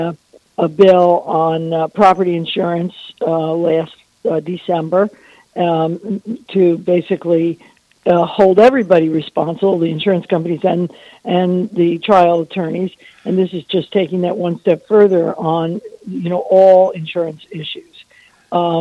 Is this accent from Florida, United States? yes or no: yes; Naples, Florida, United States; so I'm in my hometown